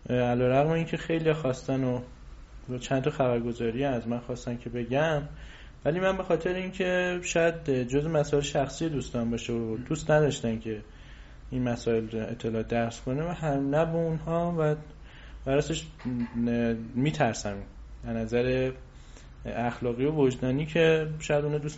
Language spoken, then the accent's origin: Persian; Shahr-e Babak, Kerman Province, Iran; و متولد سال 1370 هستم در استان کرمان یکی از توابش یکی از شهرستاناش به نام شهر بابک به دنیا آمدم حساب کنم فکر کنم 24 خورده ای 24 و نیم سالمه